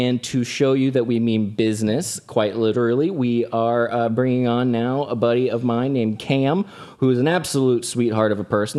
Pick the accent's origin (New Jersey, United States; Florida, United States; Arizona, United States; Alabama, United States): Florida, United States; moved away; Orlando and Tampa. Uh, my home state